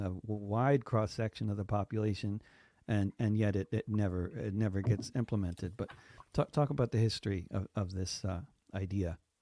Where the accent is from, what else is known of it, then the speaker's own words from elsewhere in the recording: United States; as an American